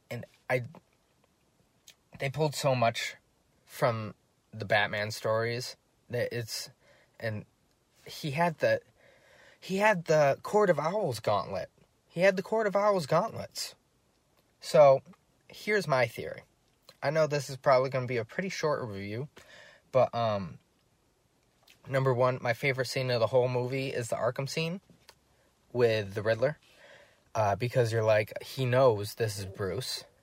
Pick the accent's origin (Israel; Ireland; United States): Ireland; I'm Irish, I should know.